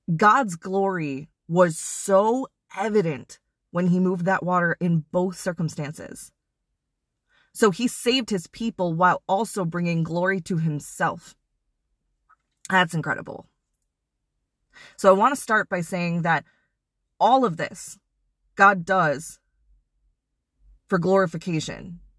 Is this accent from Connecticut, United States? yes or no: no; Wisconsin, United States; moved away; I'm originally from Wisconsin